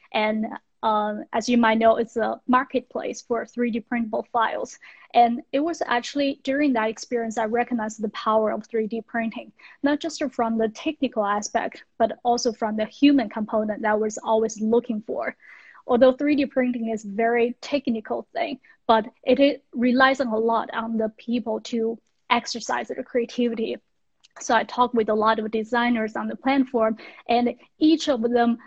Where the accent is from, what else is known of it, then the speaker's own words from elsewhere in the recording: western China, China; moved away as an adult; also born or lived in United States; So I grew up in China in a Western town, which is not wealthy